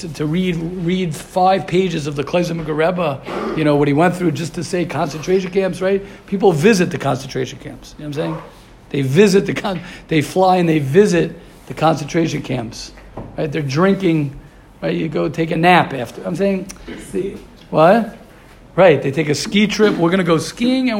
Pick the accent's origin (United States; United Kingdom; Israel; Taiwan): United States; I'm a regular American Yankee doodle